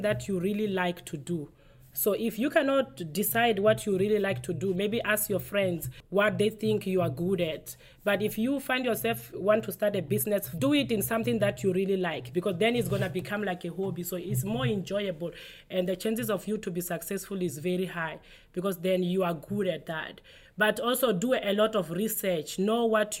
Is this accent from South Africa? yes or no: yes; South Africa; moved away as an adult; now in United States; I am originally from South Africa